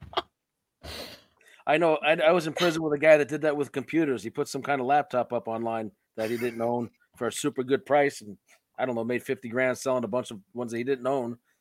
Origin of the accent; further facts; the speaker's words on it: New York City, New York, United States; I'm from New York City